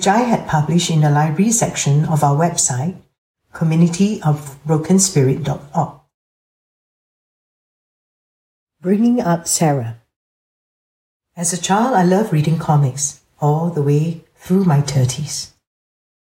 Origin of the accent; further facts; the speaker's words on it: Singapore; I was born and raised in Singapore, a tiny city-state